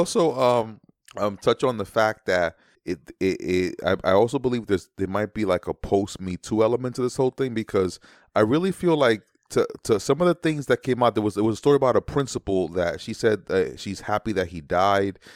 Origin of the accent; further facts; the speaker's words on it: New York City, New York, United States; as a New Yorker